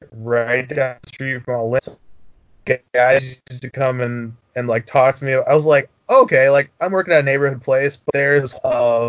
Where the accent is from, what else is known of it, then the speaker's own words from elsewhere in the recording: Minnesota, United States; now in Chicago, United States; my time growing up in Minnesota